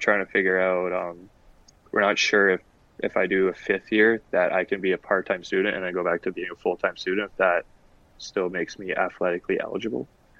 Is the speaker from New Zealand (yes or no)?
no; Mississauga, Ontario, Canada; now in Rochester, United States; I'm 23 years old. I'm from Mississauga, Ontario, which is just outside Toronto.